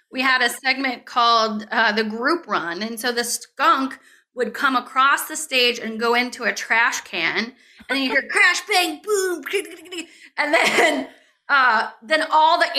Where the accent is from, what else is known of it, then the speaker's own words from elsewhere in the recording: St. Louis, Missouri, United States; I grew up in St. Louis